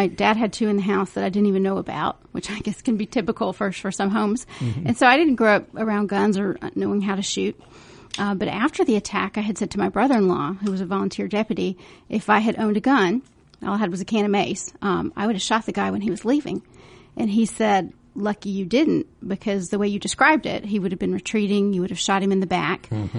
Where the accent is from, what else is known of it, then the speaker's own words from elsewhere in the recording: Valdosta, Georgia, United States; accent: twang; I was born in Valdosta.